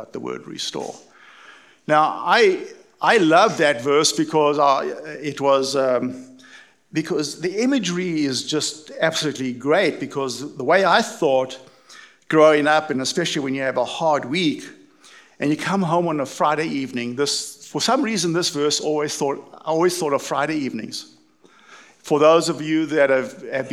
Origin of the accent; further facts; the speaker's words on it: East London, Eastern Cape, South Africa; moved away; I was brought up in East London in South Africa, for those of you who haven't caught the accent.